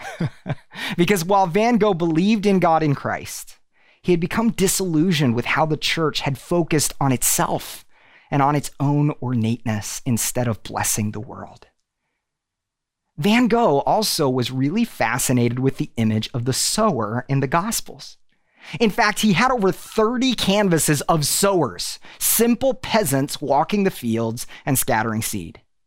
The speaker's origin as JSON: {"language": "English", "town": "Tulsa", "region": "Oklahoma", "country": "United States", "moved": "as an adult", "lives_now": "Nashville, United States", "said": "We are originally from Tulsa"}